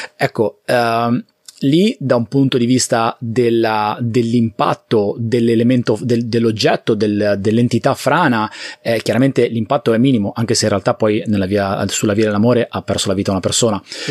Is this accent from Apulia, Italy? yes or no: no; Liguria, Italy; io sono Ligure e la Liguria è un territorio abbastanza fragile